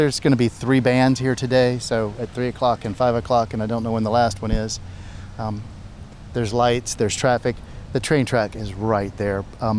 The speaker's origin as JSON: {"language": "English", "area": "Guilford County", "region": "North Carolina", "country": "United States", "also_born_or_lived": "Summerfield, North Carolina", "said": "originally I live in Summerfield, but from the Guilford County area."}